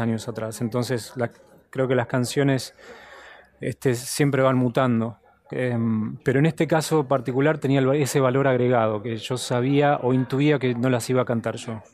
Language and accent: Spanish; Buenos Aires, Argentina; moved away; also born or lived in United States; siempre es mi casa, obviamente. Eh, Buenos Aires es mi ciudad y tengo gran parte de mi familia acá